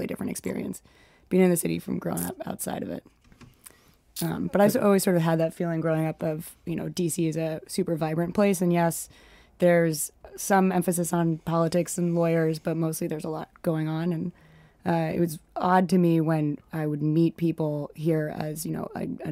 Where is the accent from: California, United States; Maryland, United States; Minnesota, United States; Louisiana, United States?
Maryland, United States; Montgomery County; moved away as an adult; now in Washington, D.C., United States; I'm from Montgomery County. So I grew up outside DC.